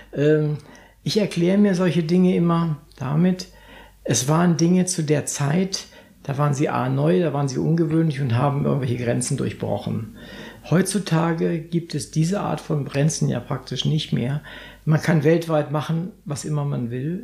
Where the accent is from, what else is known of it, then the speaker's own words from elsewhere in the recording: Northern Germany, Germany; als Norddeutscher